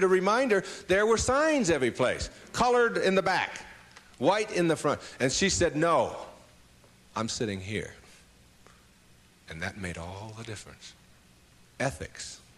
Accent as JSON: {"language": "English", "town": "Detroit", "region": "Michigan", "country": "United States", "tie": "born or raised there", "moved": "yes", "said": "my hometown was Detroit"}